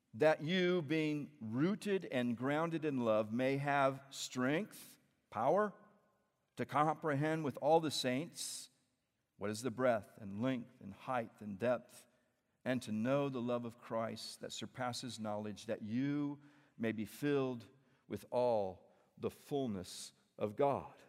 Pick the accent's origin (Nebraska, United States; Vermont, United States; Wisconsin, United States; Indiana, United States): Indiana, United States; central; also born or lived in Peoria, Illinois; we grew up in the Midwest. Uh, we're both from Indiana. Actually, I was born in Illinois, born in Peoria, Illinois. And we lived there until I was about eight and then moved to central Indiana